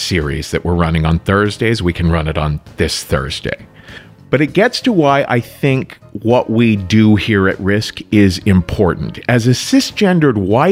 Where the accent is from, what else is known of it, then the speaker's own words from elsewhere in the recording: Cincinnati, Ohio, United States; my hometown, Cincinnati